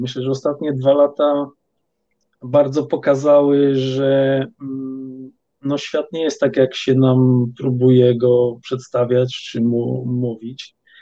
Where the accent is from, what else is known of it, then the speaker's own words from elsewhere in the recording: Poland; ja pochodzę z Polski i e, mm, wychowałem się właściwie w rodzinie, która każdy weekend spędzała